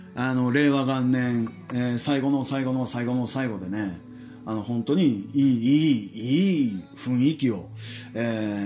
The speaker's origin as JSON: {"language": "Japanese", "country": "Japan", "said": "日本人として考え直そうかなと思います"}